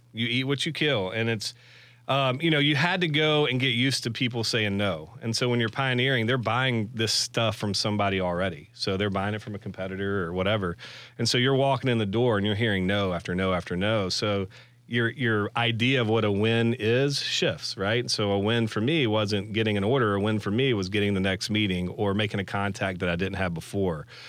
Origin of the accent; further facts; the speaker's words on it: McCalla, Alabama, United States; Born and raised in McAuliffe, Alabama.